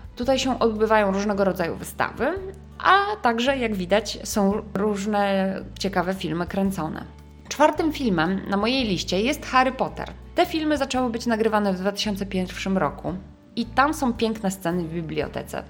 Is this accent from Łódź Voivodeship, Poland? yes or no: yes; Łódź, Łódź Voivodeship, Poland; łódzki akcent, e, czyli z mojego rodzinnego miasta